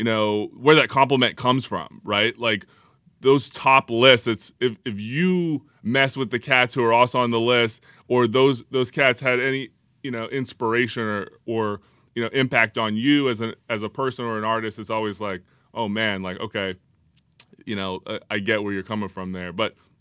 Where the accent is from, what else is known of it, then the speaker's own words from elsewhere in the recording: Calgary, Alberta, Canada; I grew up in Calgary, Alberta, Western Canada.